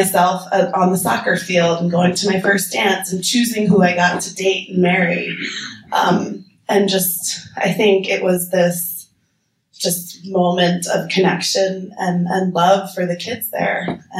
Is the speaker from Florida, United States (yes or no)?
no; New Jersey, United States; moved away as an adult; now in Nepal; I'm from New Jersey, first of all. We don't have the best reputation always as Jersey girls. So I grew up in suburbia on a cul-de-sac with a trampoline in my backyard. I went to New Jersey public school.